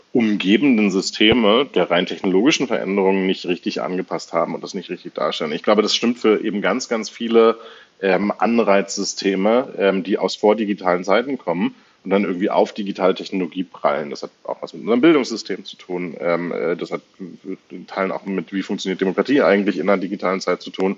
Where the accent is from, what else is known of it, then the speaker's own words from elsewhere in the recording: Germany; wir eben als Deutsche